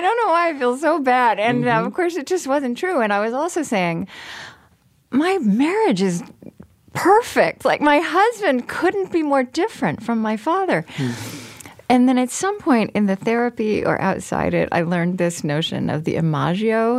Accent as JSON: {"language": "English", "region": "Oklahoma", "country": "United States", "tie": "born or raised there", "also_born_or_lived": "Berlin, Germany", "moved": "as an adult", "said": "I grew up in Oklahoma and then I was in Europe for 10 years"}